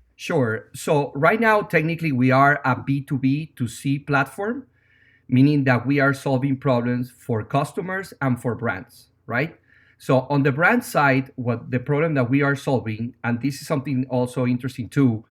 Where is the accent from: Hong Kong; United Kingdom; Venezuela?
Venezuela; English is a second language; moved away as an adult; now in New York, United States; as you can tell by my accent, I'm not from America. I'm originally from Venezuela. I've been in New York for 16 years